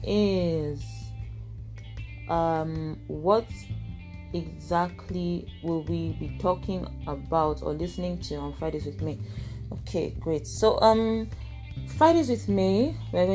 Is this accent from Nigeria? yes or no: yes; Igbo, Igboland, Nigeria; I am Nigerian. I am Igbo